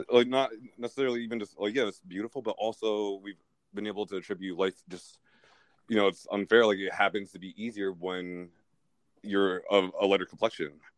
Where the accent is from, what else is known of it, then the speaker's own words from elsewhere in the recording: United States; I am a uh, Nigerian, Irish, I'm gay American